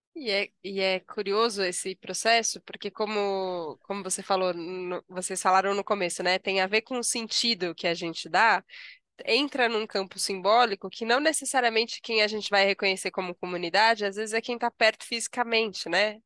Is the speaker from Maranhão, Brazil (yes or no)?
no; São Paulo, Brazil; eu sou paulistana, nasci em São Paulo, vivo vida em São Paulo